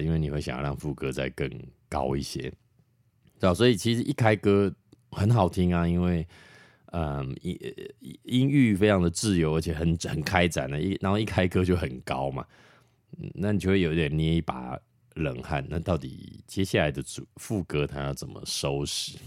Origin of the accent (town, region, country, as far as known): Taiwan